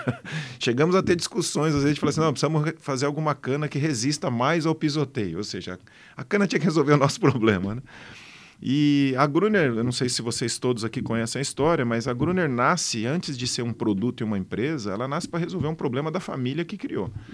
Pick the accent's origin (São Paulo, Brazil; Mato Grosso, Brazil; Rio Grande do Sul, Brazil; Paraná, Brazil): São Paulo, Brazil; also born or lived in Botucatu; eu já nasci em São Paulo, mas sempre tentei fugir de São Paulo para o interior